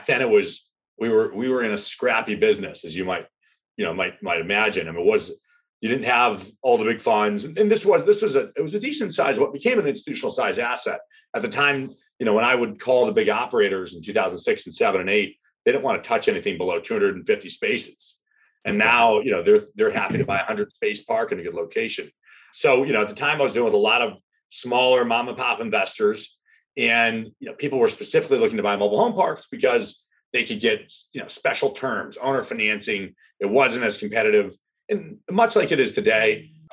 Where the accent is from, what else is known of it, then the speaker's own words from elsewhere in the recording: North Florida, United States; my hometown where I grew up in North Florida